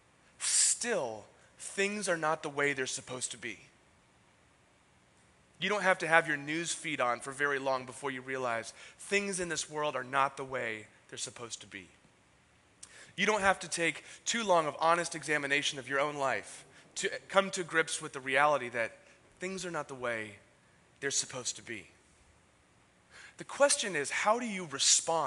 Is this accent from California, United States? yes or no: yes; San Diego, California, United States; moved away as an adult; also born or lived in San Francisco; I was born and raised in San Diego.